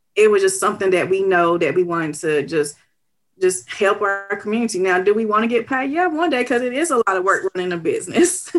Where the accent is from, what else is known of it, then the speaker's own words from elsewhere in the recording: Knoxville, Tennessee, United States; I was born and raised in East Knoxville, and I love East Knoxville